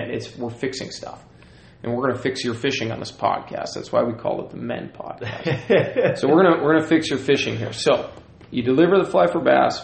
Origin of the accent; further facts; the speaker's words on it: South Puget Sound, Washington, United States; I grew up in the South Puget Sound area